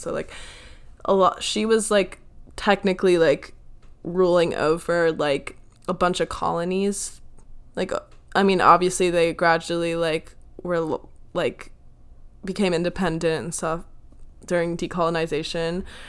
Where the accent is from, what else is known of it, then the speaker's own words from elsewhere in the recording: United States; I'm American